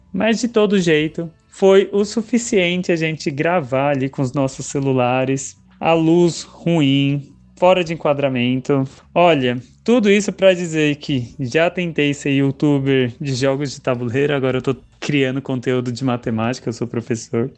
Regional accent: São Paulo, Brazil; sou de São Paulo capital

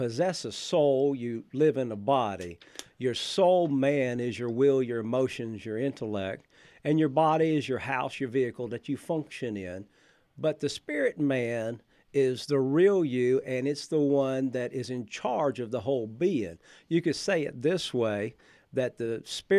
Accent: Florida, United States; Where am I from? Florida.

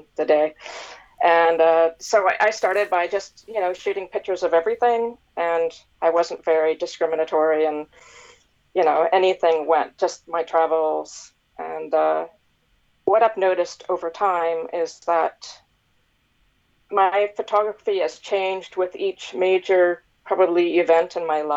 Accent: Nova Scotia, Canada; moved away as an adult; also born or lived in North America; So I was born and raised in Nova Scotia, and then as life would have it, I went to various universities and I worked all over North America, and I eventually moved back here

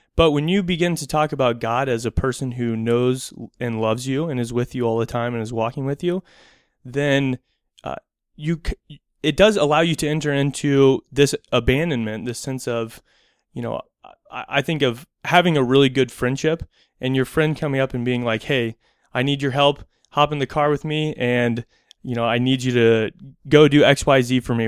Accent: United States; being American

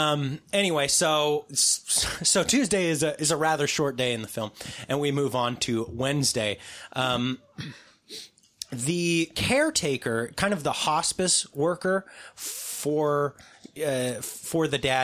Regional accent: West Coast, United States; See, we're from the West Coast.

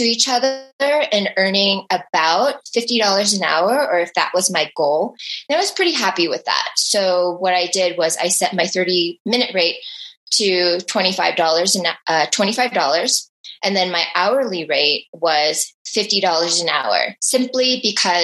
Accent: Midwest, United States; moved away; We're both originally from the Midwest

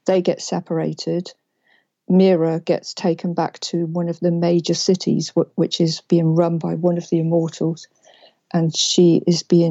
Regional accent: England, United Kingdom; I'm from England

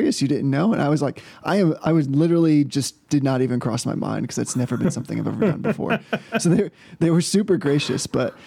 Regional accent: New Hampshire, United States; now in Pennsylvania, United States; I grew up in New Hampshire, which has no income tax because it's awesome

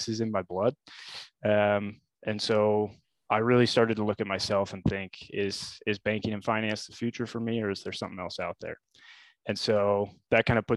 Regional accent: Lincoln, Nebraska, United States; I was born and raised in Lincoln

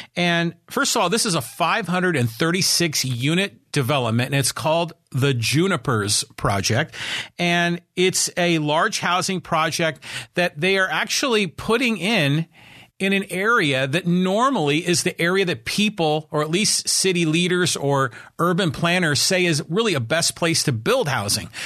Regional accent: Poway, California, United States; I live in the city of Poway and I talk about my hometown

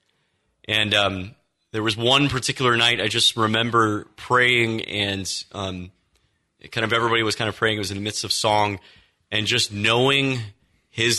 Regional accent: Austin, Texas, United States; I grew up in Texas. Austin, Texas was home for me

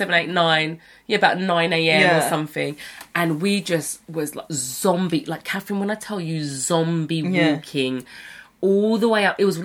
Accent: United Kingdom; moved away as an adult; as British kids

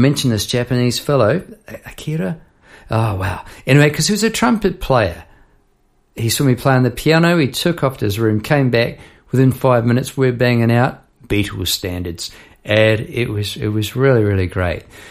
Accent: Palmerston North, Manawatū-Whanganui, New Zealand; now in Melbourne, Australia; I'm from New Zealand. This is in Palmerston North, New Zealand, I'm talking about. Now living in Melbourne, Australia. So I'm going back a few years to my primary school days

